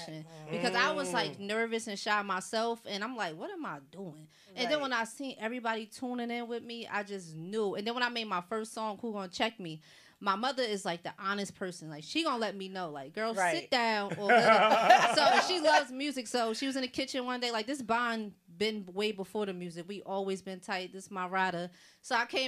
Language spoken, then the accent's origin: English; Rahway, New Jersey, United States; I'm just a chick from Jersey. I'm from Rahway, New Jersey